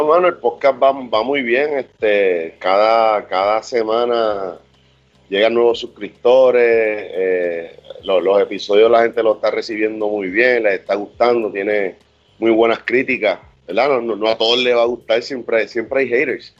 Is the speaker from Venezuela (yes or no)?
no; Puerto Rico; también somos de Puerto Rico